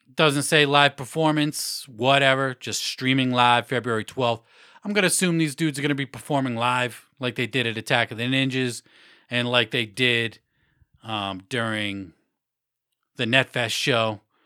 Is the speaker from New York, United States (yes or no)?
no; Massachusetts, United States; Mass now, my home state